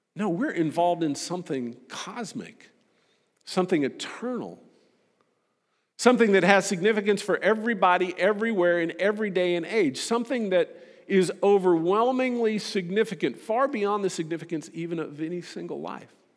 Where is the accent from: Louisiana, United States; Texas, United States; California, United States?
Texas, United States; I'm a Texan